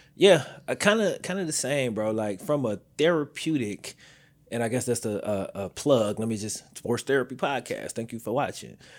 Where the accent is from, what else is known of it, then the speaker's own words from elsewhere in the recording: the South, United States; I'm from the South